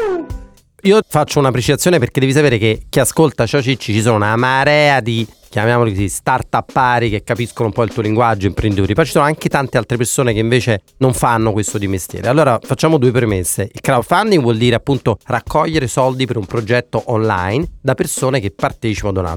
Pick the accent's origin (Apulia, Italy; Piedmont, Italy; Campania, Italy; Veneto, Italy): Campania, Italy; Naples; sono di Napoli